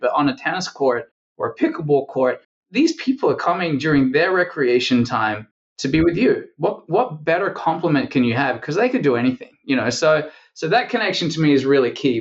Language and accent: English; Perth, Western Australia, Australia; born or raised there; moved away as an adult; now in United States